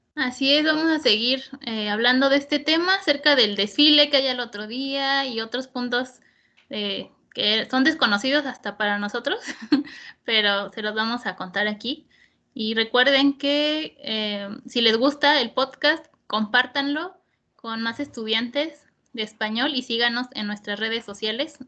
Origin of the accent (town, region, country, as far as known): Mexico